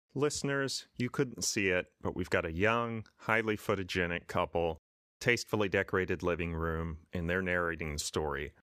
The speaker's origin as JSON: {"language": "English", "region": "Texas", "country": "United States", "tie": "born or raised there", "said": "I grew up in Texas."}